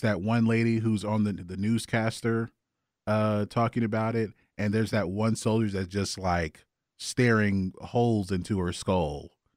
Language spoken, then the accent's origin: English; Augusta, Georgia, United States; I am from Augusta